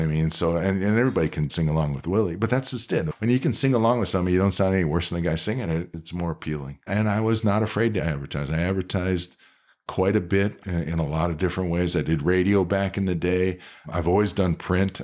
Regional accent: Cleveland, Ohio, United States; also born or lived in Columbus, Ohio; now in Reno, United States; I come from Cleveland

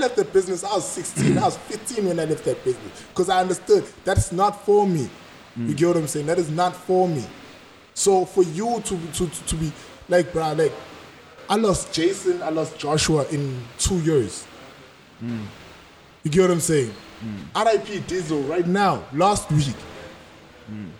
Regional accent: Durban, KwaZulu-Natal, South Africa; I was born in Sydenham Heights, went to primary school in Spearman, and went to high school in Boyne

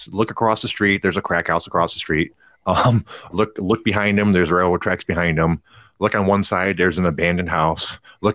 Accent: near Pontiac, Michigan, United States; I grew up near Pontiac

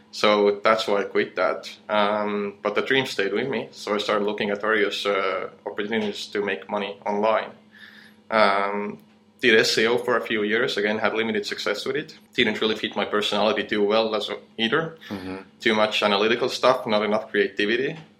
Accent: Estonia; moved away as an adult; now in Chiang Mai, Thailand; I come from Estonia

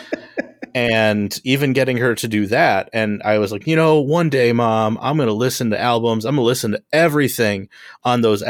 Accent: Homewood, Illinois, United States; I am from Homewood, Illinois

